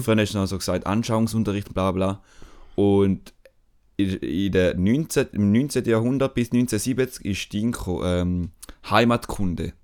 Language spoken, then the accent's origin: German; Switzerland; die Beschaffenheit von der Schweiz, so uns als Schweizer mhm. definiert hat